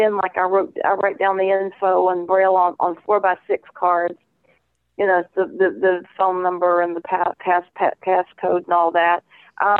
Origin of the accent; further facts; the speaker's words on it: Savannah, Georgia, United States; now in Homewood, United States; from Savannah, Georgia